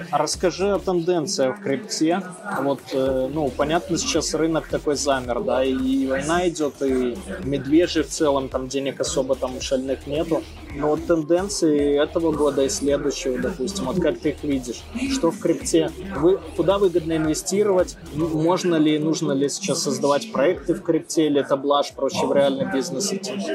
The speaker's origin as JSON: {"language": "Russian", "country": "Belarus", "said": "я же с Беларуси"}